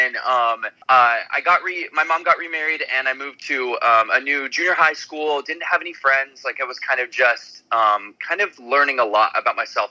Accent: Salt Lake City, Utah, United States; I'm from Salt Lake City, Utah, and musical theater is really prevalent there

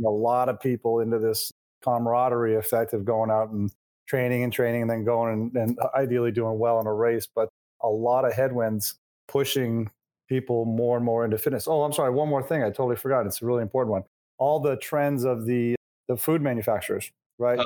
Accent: Maine, United States; moved away as an adult; also born or lived in California; I'm from Maine. My wife's from Maine

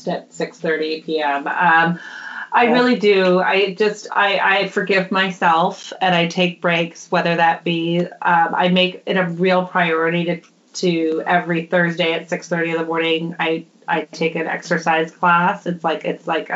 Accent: Minnesota, United States; now in Oakland, United States; I'm from Minnesota originally

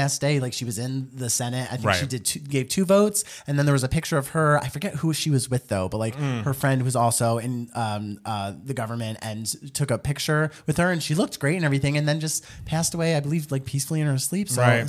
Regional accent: Houston, Texas, United States; I was born and raised in Houston, Texas

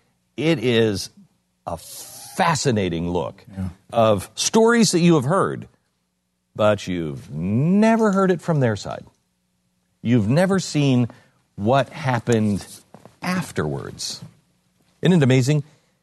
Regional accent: United Kingdom; I don't know what any of this means because I'm British.

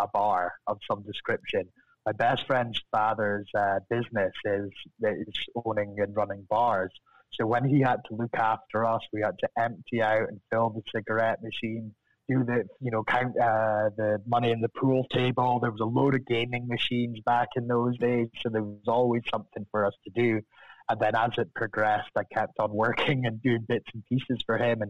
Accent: Deeside, Scotland, United Kingdom; accent: Scottish; moved away as an adult; now in Los Angeles, United States; I'm from over the hill from the distillery. So, G-side, just most famous for the Queen's summer home, and spent a lot of time up there in G-side

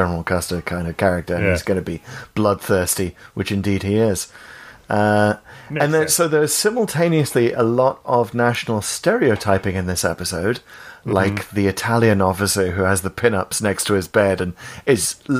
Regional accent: Wales, United Kingdom; accent: Welsh; sorry, I won't inflict much of my Welsh accent on you

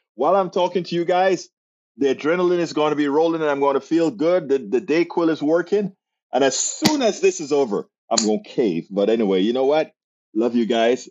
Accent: Panama; I'm from Central America, Panama

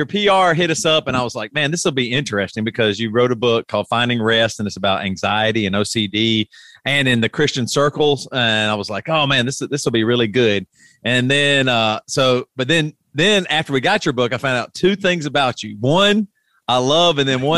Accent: Greer, South Carolina, United States; I grew up in Greer, South Carolina

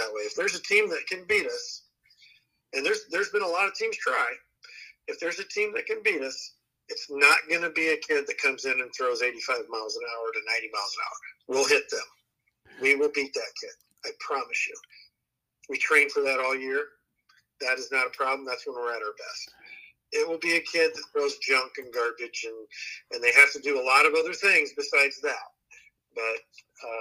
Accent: Southwest Iowa, United States; growing up in Southwest Iowa, those kids will compete like crazy

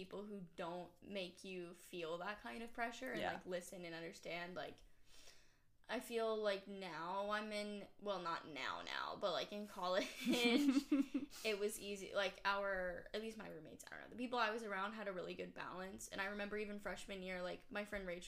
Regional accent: Atlanta, Georgia, United States; I'm from Atlanta

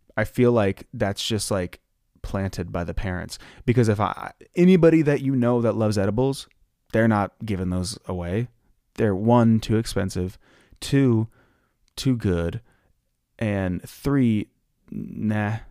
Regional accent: Ohio, United States; now in Los Angeles, United States; I'm from Ohio, and we, we're used to having most of the year be gloomy

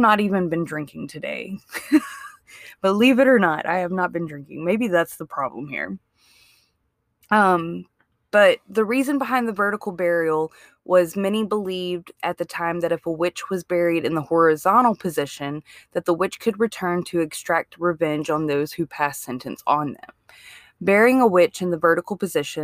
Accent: Mississippi, United States; now in Alabama, United States; Like I didn't grow up in Alabama. I grew up in Mississippi.

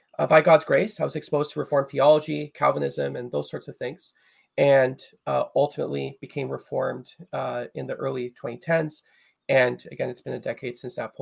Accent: Chilliwack, British Columbia, Canada; I'm from Chilliwack. Chilliwack is a small place just outside of Vancouver, British Columbia, near the West Coast.

